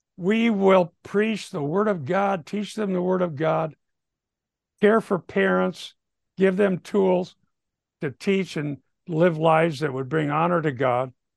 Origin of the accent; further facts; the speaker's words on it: Minnesota, United States; I'm from Minnesota